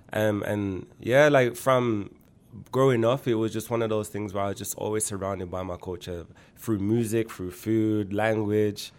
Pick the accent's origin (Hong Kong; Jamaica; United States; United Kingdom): United Kingdom; Birmingham, West Midlands; moved away as an adult; also born or lived in Erdington / Toronto, Canada; now in Canada; I was born and raised in Handsworth